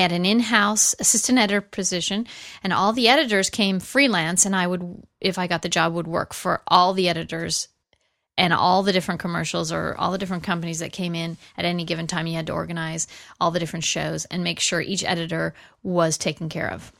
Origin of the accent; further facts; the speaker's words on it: Los Angeles, California, United States; I grew up in the San Fernando Valley. I'm a Valley girl.